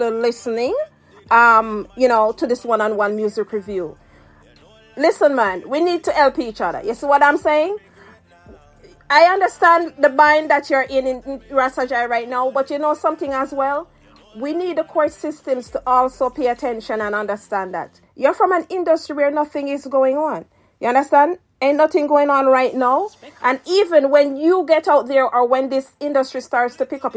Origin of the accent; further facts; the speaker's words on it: Spanish Town, Jamaica; also born or lived in Saint Mary, Jamaica; I'm from St. Mary, and I also grew up in De La Vega City.